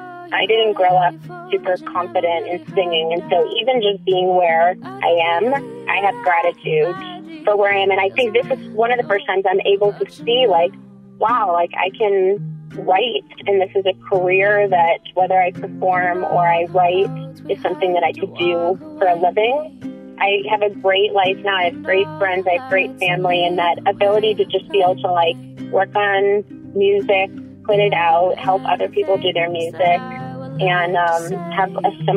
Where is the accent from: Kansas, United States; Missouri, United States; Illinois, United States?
Missouri, United States; moved away; also born or lived in Hawaii / New Mexico / Washington / Colorado; I'm from Missouri. I grew up in a divorced household, so I just grew up doing two weeks, moving all the time.